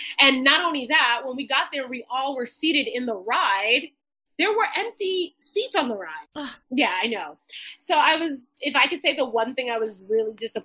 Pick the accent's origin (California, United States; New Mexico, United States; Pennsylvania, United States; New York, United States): New York, United States; New York City; I'm from New York City